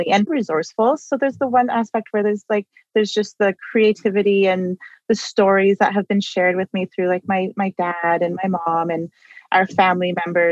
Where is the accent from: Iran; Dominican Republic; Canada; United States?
Canada; Toronto, Ontario; I grew up in Toronto. I was born and raised here.